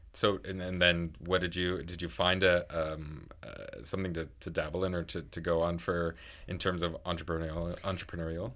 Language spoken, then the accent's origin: English; Niagara Falls, Ontario, Canada; moved away; I'm from Niagara Falls